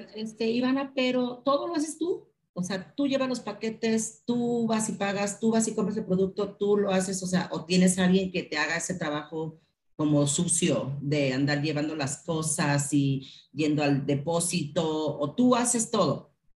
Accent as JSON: {"language": "Spanish", "country": "Mexico", "said": "como mexicanos"}